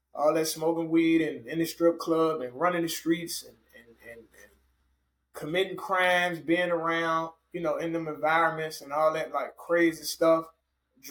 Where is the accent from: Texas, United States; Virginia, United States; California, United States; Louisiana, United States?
Virginia, United States; Richmond; I was a radio host for a year in my hometown of Richmond, Virginia